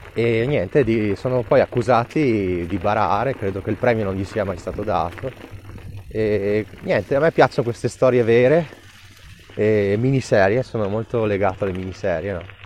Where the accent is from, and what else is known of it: Trentino-Alto Adige, Italy; born or raised there